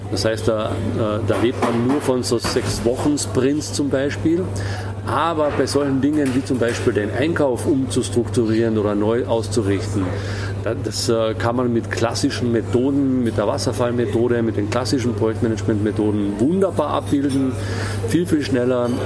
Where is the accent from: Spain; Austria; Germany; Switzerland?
Austria; Ähm, auf der einen Seite ähm, äh, finde ich es beschämend, ja, als Österreicher tatsächlich.